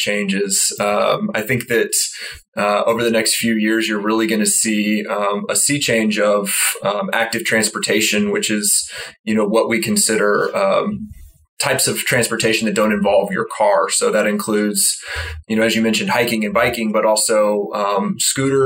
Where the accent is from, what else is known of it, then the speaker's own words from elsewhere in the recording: Mesquite, Texas, United States; also born or lived in Rockwall, Texas / Dallas, Texas; I say I'm from Dallas, but I grew up in Mesquite and then Rockwall.